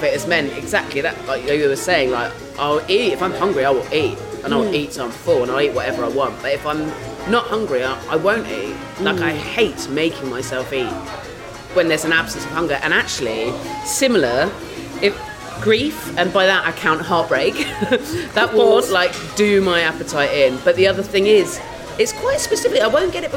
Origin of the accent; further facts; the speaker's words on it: Dorset, South West England, United Kingdom; I grew up in Dorset